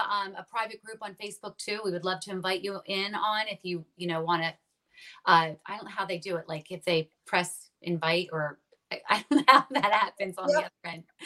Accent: New Jersey, United States; we grew up in New Jersey. I'm still in New Jersey

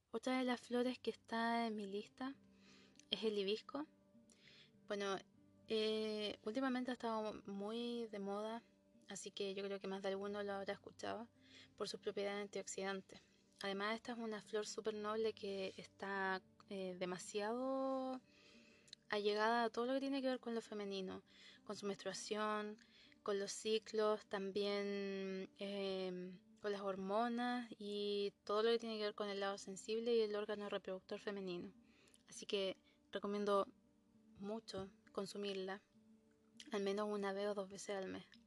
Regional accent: Concepción, Biobío, Chile; Yo soy de Concepción

